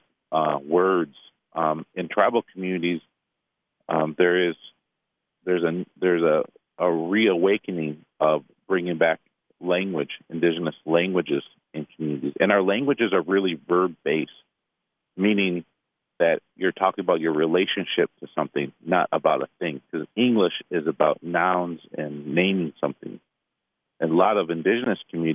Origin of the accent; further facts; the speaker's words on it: Detroit, Michigan, United States; I'm from Detroit